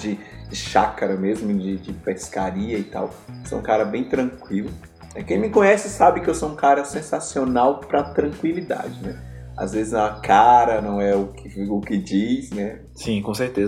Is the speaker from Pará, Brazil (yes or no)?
no; Chapada Diamantina, Bahia, Brazil; Eu nasci na Chapada Diamantina